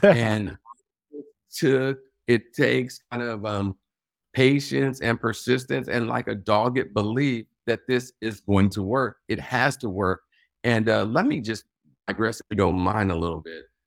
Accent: Los Angeles, California, United States; moved away as an adult; also born or lived in Washington, D.C.; now in Baltimore, United States; my hometown of Los Angeles

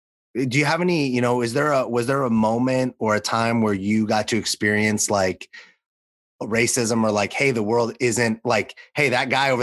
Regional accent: Los Angeles, California, United States; when I growing up in Los Angeles. Mm-hmm. I didn't get to see or experience a lot of, like, racism or prejudice. You know, for the mm-hmm. most part, Los Angeles is pretty, like, progressive and whatnot.

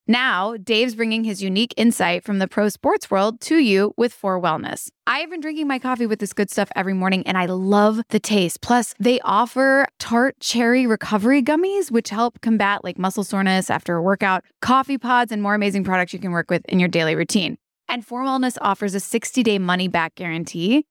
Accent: Kentucky, United States; growing up in Kentucky

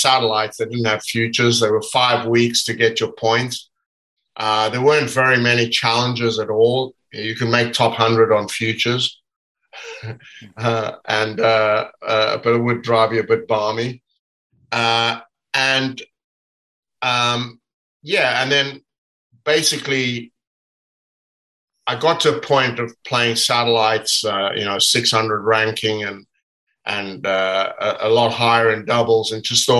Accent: South Africa; I grew up in South Africa, and we had a court in our backyard

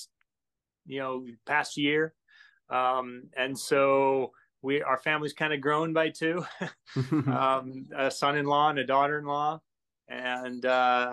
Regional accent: Utah, United States; moved away as an adult; also born or lived in Los Angeles, California / Washington State; now in Washington, United States; I grew up in, I was born and raised in Utah

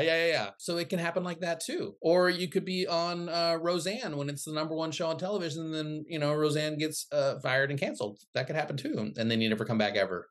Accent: Midwest, United States; also born or lived in Philippines; I grew up in the Midwest.

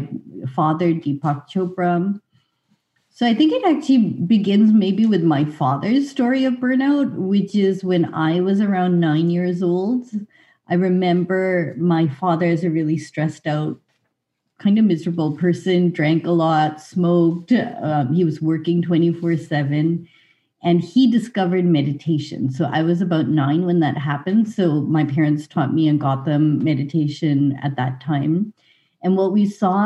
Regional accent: Lincoln, Massachusetts, United States; also born or lived in Winchester, Massachusetts; we grew up in Boston

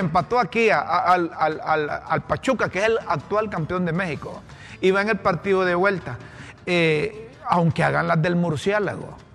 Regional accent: Honduras; como buenos hondureños

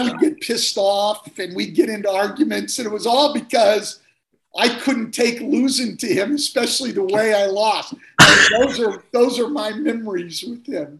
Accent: Bay Area, California, United States; I grew up in the Bay Area

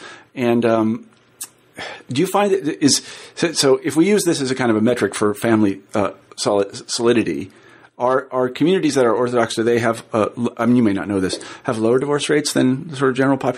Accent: Midwest, United States; I'm from the Midwest and I used to teach at the University of Iowa. I spent a lot of time in the Midwest.

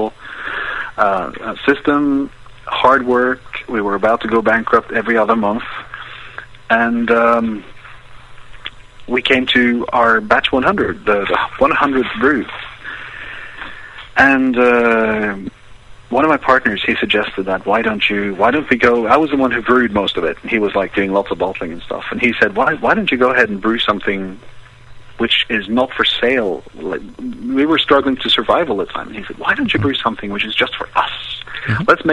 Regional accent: Norway

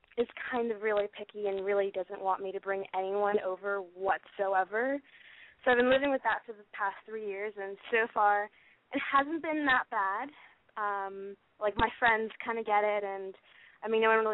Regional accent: Portland, United States; moved away as an adult; now in Los Angeles, United States; I'm 21, and I am from Portland, and I have been living in Los Angeles for 3 years now.

